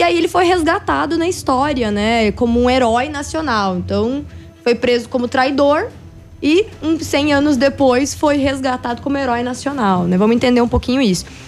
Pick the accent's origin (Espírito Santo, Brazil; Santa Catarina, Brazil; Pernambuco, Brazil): Santa Catarina, Brazil; Braço do Trombudo